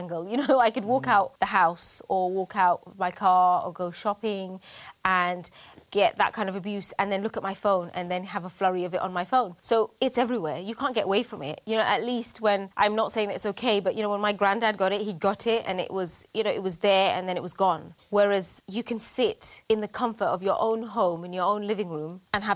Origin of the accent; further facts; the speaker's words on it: United Kingdom; I'm proud of being British. I'm proud to be Bangladeshi